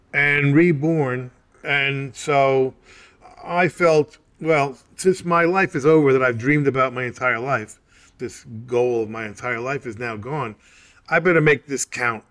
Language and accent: English; United States; I'm an American